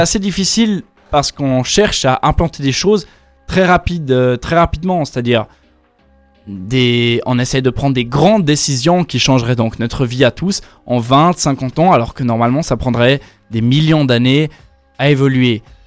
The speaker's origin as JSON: {"language": "French", "town": "Yverdon-les-Bains", "region": "Vaud", "country": "Switzerland", "tie": "born or raised there", "also_born_or_lived": "Lausanne / Echallens", "said": "Je suis né à Lausanne. Après avoir, après avoir vécu 6 mois à Échalon, j'ai vécu toute ma vie à hiver dans les bains"}